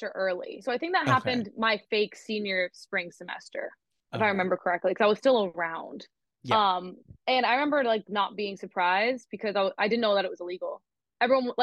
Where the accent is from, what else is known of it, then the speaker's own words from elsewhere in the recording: Arizona, United States; now in Los Angeles, United States; I grew up in Arizona, and I didn't have really any Black friends